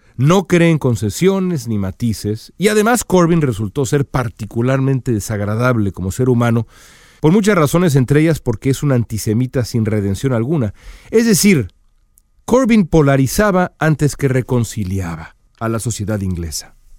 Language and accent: Spanish; Mexico; now in United States; México, mi país natal, y por supuesto Estados Unidos, mi país adoptivo